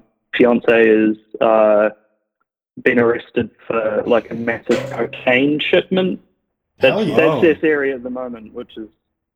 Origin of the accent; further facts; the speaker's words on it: Christchurch, Canterbury, New Zealand; I'm from Christchurch, right?